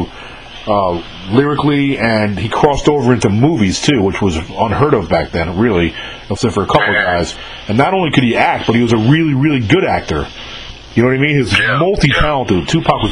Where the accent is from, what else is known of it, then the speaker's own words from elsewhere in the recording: New York, United States; now in Jackson, United States; I'm older than you are, and I grew up in New York